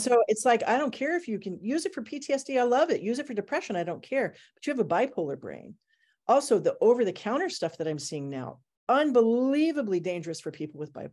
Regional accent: Portland, Oregon, United States; also born or lived in Japan / Thailand; I'm from Portland, Oregon

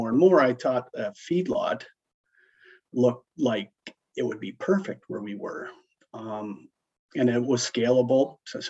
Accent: Brant, Alberta, Canada; I grew up right here, Brant, Alberta. Born and raised. I'll give you a little background on the family. My grandfather moved and bought the quarter here that I live on in 1940.

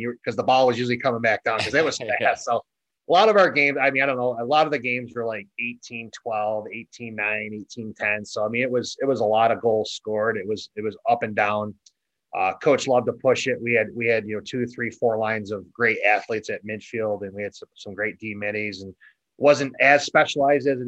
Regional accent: Elbridge, New York, United States; I grew up in Elbridge, New York. It's a small town just west of Syracuse

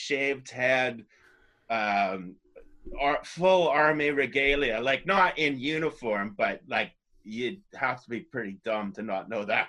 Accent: White Rock, British Columbia, Canada; Vancouver, White Rock.

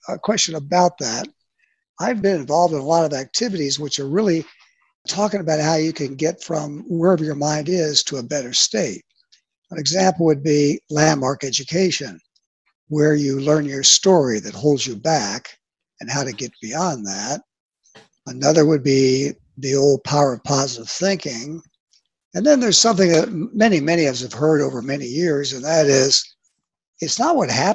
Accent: Washington, District of Columbia, United States; I'm born and raised in D.C., one of the few

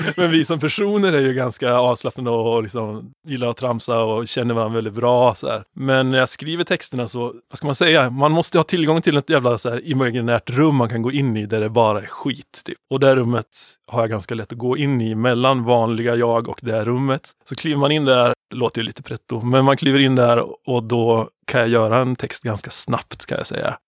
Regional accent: Sveg, Jämtland, Sweden; det är ett gäng svegare, vi är från Sveg båda två

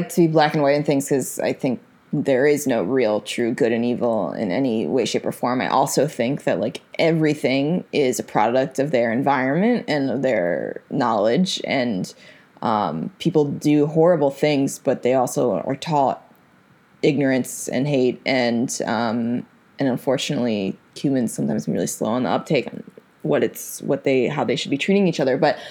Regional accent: United States; But the association I had with the word, just based on it being an American, was kind of like a positive one.

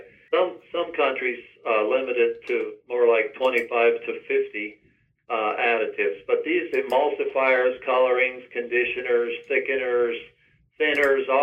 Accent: Lancaster, Pennsylvania, United States; I was raised Amish Mennonite in Lancaster, Pennsylvania on a 100-cow dairy farm.

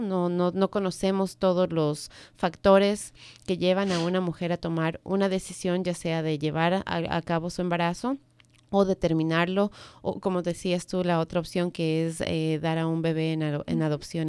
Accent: Ecuador; now in Maryland, United States; yo vengo del Ecuador

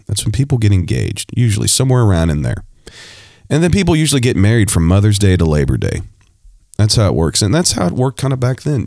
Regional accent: Ohio, United States; I was born in Ohio

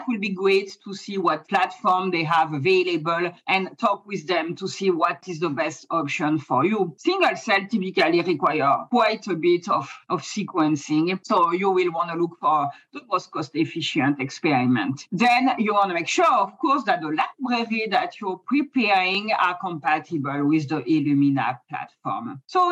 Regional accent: France; accent: French; English is a second language; moved away as an adult; now in San Diego, United States; I'm from France. That's the accent, even though I've been in the US for a long time.

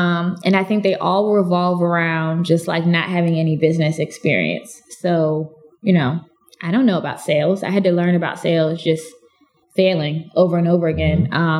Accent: Clarion, Pennsylvania, United States; when I tell people I'm from Clarion, they're like, okay.

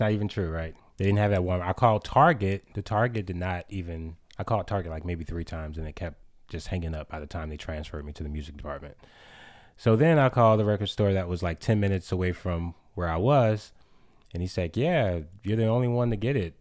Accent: New Orleans, Louisiana, United States; my experience with water has always been, like, scary because of hurricanes growing up in New Orleans

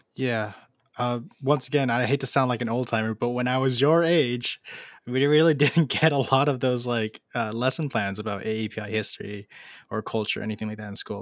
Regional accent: Los Angeles, California, United States; I'm from Los Angeles

